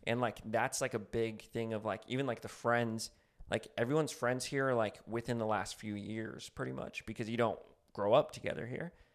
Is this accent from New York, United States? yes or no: no; New Mexico, United States; now in Los Angeles, United States; I'm from New Mexico